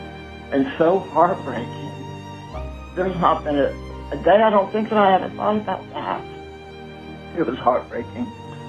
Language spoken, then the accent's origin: English; Ohio, United States; moved away as an adult; We're green. We're right off the truck. You know, we're from Ohio.